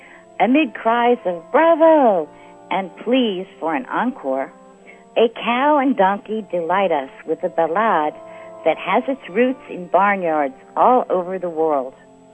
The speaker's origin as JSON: {"language": "English", "town": "Old Town", "region": "Florida", "country": "United States", "said": "from Old Town, Florida, and this is where I live."}